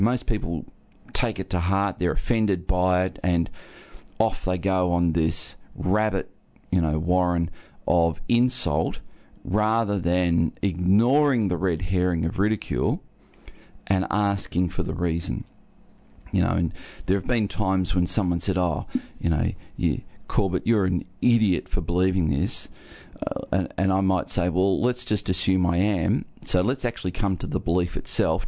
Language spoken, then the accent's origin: English; Geelong, Victoria, Australia; I was born in Geelong